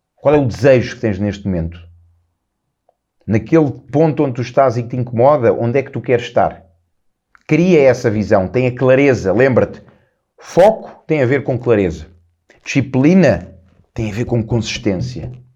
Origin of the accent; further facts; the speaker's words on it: Lisbon, Portugal; na minha casa em, em Lisboa, a casa onde eu nasci, a casa onde eu, onde eu cresci